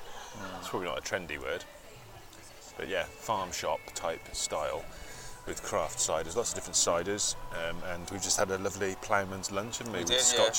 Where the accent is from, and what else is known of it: Cheltenham, South West England, United Kingdom; born or raised there